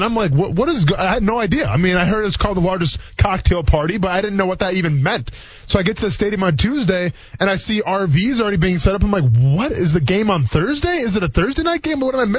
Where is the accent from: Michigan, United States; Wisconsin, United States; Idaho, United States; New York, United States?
Wisconsin, United States; moved away as an adult; also born or lived in Murray State (Kentucky); now in Jacksonville, United States; I'm coming from Wisconsin. I think Wisconsin does tailgating pretty well.